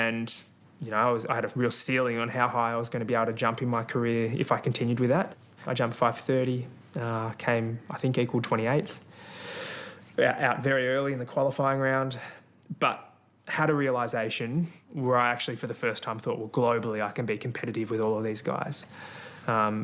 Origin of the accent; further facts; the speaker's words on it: Melbourne, Victoria, Australia; I grew up in North Baldwin in Victoria, and Box Hill Athletics Club was my local track